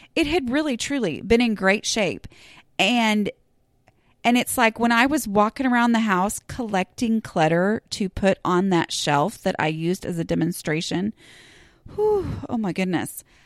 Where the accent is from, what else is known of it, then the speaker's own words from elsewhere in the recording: Dallas, Texas, United States; I'm technically from Dallas